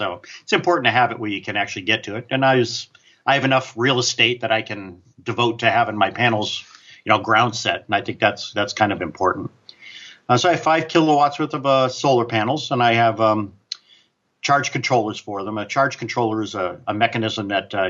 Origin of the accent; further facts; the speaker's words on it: New England, United States; I grew up in New England, and we used to have heating oil delivered, right?